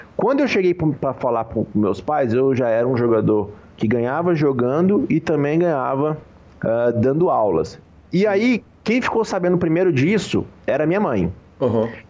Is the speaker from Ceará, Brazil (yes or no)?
no; Goiânia, Goiás, Brazil; Eu, eu sou, né, de Goiânia, Goiás